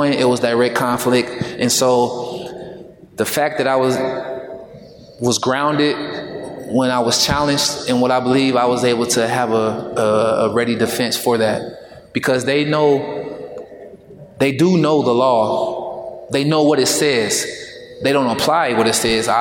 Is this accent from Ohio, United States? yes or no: yes; Dayton, Ohio, United States; I'm from Dayton